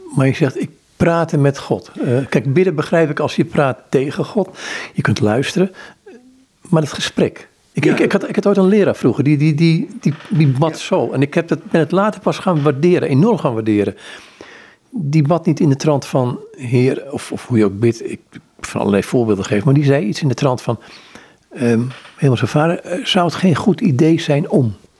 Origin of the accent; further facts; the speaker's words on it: Amsterdam, North Holland, Netherlands; ik kom uit Amsterdam